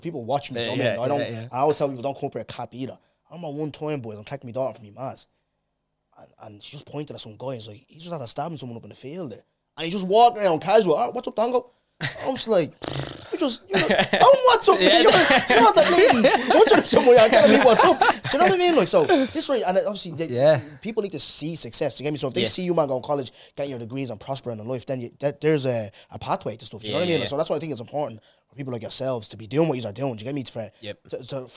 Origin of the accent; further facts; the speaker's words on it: Dublin, Leinster, Ireland; the best part of 21, 22 years, I grew up in Brookfield, so that's home for me